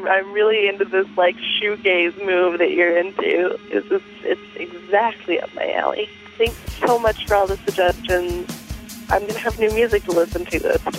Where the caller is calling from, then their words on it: Pittsburgh, Pennsylvania, United States; Hi, Jim and Greg. … I'm from Pittsburgh.